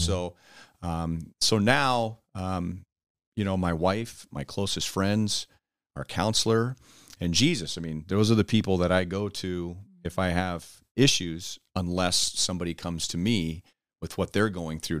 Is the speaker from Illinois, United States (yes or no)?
no; Los Angeles, California, United States; moved away as an adult; now in Kansas City, United States; I grew up in Los Angeles and they were living in New Mexico